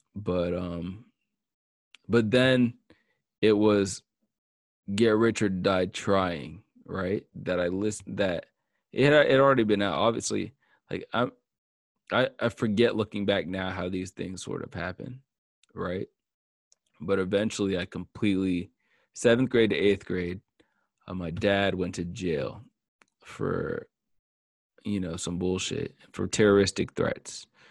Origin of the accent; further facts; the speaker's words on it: Marietta, Georgia, United States; I grew up in Marietta in the woods